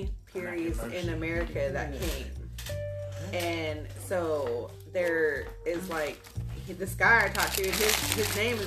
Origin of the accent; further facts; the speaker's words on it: Norman, Oklahoma, United States; Growing up in Norman, I was like one of the only Indian kids going to school there, other than my sister